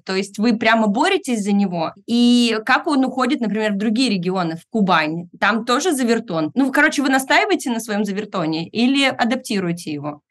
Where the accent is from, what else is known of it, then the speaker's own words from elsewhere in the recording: Irkutsk, Irkutsk Oblast, Russia; Я сама родилась в Иркутске, и многие из этих слов я слышала от бабушки в детстве